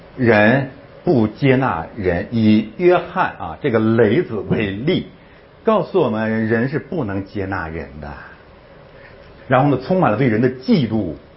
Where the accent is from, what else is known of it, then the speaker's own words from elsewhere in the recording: China; 咱们是中国人，咱们中国人生存的基本状态